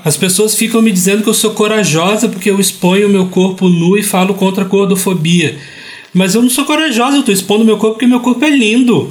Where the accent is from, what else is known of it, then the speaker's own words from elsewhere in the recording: Vitória, Espírito Santo, Brazil; Eu cresci gay e gordo em Vitória, no Espírito Santo